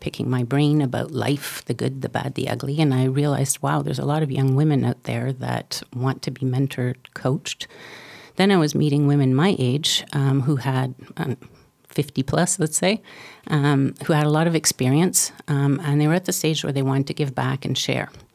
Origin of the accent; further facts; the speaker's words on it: Canada; I'm Canadian